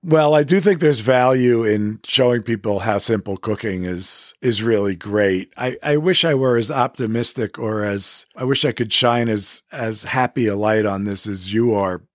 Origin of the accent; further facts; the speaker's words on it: New York City, New York, United States; I grew up in Manhattan